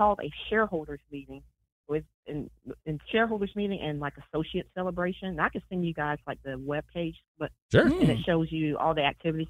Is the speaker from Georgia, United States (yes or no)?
yes; Georgia, United States; I'm from Georgia. I'm American.